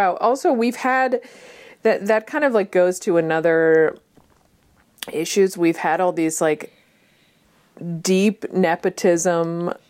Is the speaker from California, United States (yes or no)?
no; Kennedy country, Massachusetts, United States; I come from Kennedy country